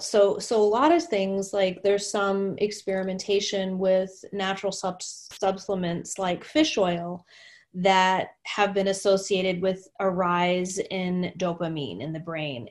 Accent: Texas, United States; moved away as an adult; now in Minnesota, United States; I was new to Minnesota. I'm from Texas, and Minnesota was so different for me

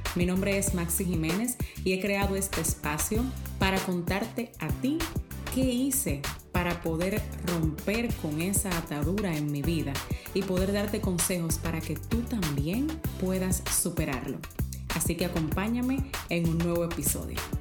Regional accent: Dominican Republic; yo soy dominicana

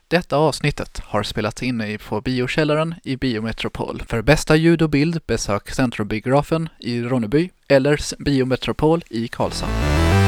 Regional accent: United States; som amerikan

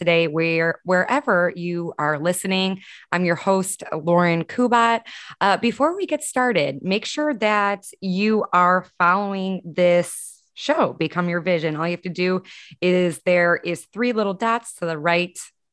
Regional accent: Chicago, Illinois, United States; moved away as an adult; also born or lived in Columbus, Indiana / Greenwood, Indiana; So I'm from Chicago, but after Chicago, after growing up in like the Northwest suburbs of Illinois

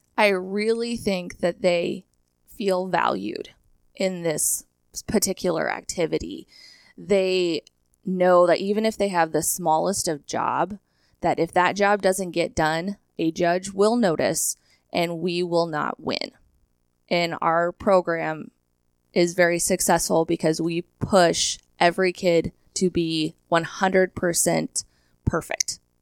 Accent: Hershey, Nebraska, United States; originally from Hershey High School, Hershey, Nebraska, a little town right outside of North Platte. I attended a country school, K through eight, at a one-room schoolhouse

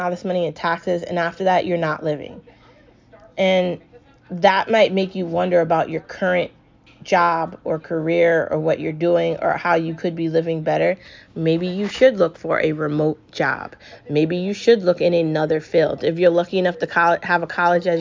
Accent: United States; I'm American

